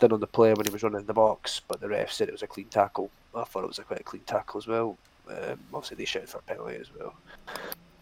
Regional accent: Dublin, Leinster, Ireland; I'm from Dublin

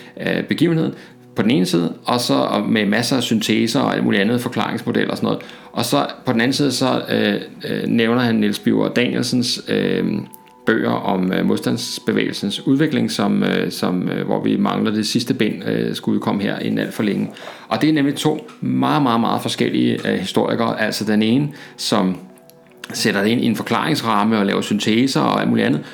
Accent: Denmark

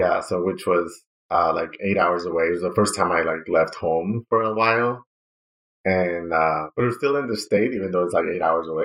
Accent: Ciudad Juárez, Chihuahua, Mexico; moved away as an adult; also born or lived in El Paso, Texas / Seattle, Washington / Arizona; from my hometown in Ciudad Juarez

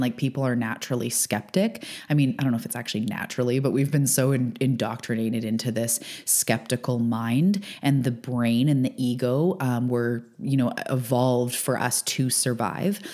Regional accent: Canada; now in Vancouver Island, Canada; I'm a Canadian on the west coast of Canada on Vancouver Island

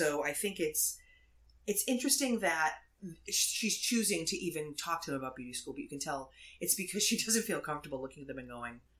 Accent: Massachusetts, United States; we grew up doing in Massachusetts

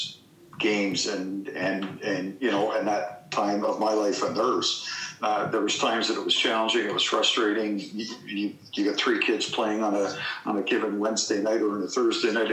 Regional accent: Toronto, Ontario, Canada; also born or lived in Mississauga / Oakville; now in Burlington, Canada; born and raised in Etobicoke.

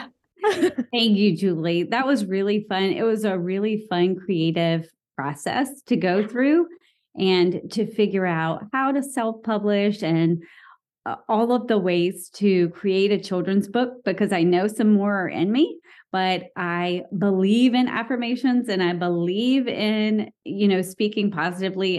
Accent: the South, United States; I grew up in the South.

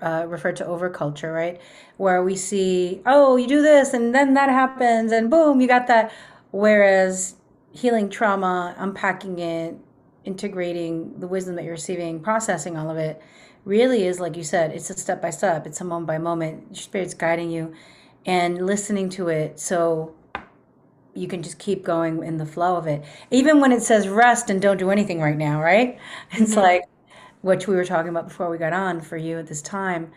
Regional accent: New York City, New York, United States; I'm from Queens

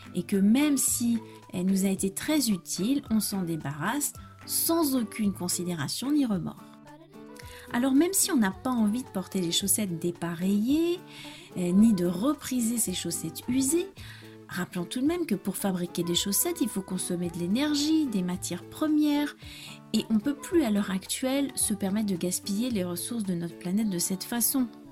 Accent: France; je suis française

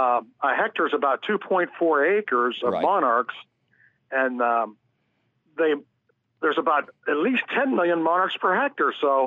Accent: Pottstown, Pennsylvania, United States; I do it in Pottstown, Pennsylvania. That's my hometown.

